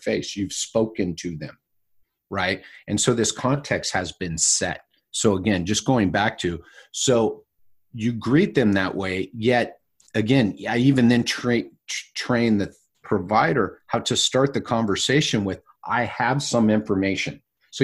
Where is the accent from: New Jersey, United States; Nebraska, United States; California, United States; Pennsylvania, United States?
California, United States; accent: California; my California accent